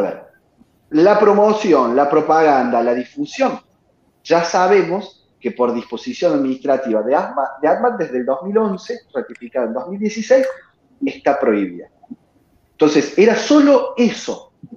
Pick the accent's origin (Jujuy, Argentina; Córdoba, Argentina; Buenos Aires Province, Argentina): Córdoba, Argentina; En Córdoba, y como cordobés que soy